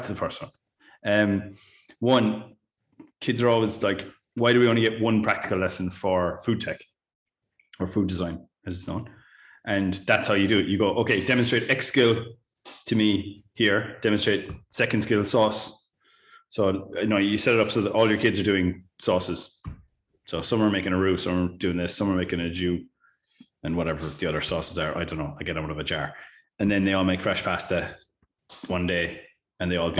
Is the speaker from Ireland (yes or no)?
yes; Ireland; as an Irish teacher